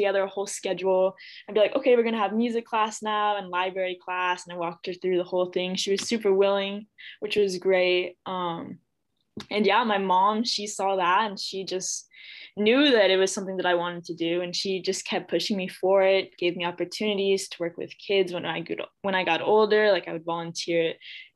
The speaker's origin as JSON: {"language": "English", "town": "Clovis", "region": "California", "country": "United States", "tie": "born or raised there", "said": "I grew up in the Central Valley in a little town called Clovis."}